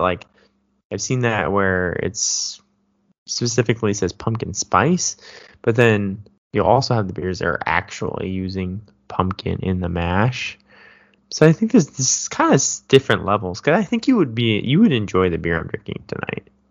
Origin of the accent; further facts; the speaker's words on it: Davis, California, United States; moved away; growing up in Davis